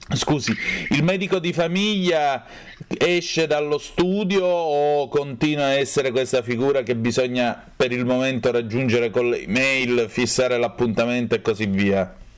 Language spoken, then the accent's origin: Italian; Vibo Valentia, Calabria, Italy; moved away; alla stazione di Vibo Valencia Pizzo, giù in Calabria da dove vengo io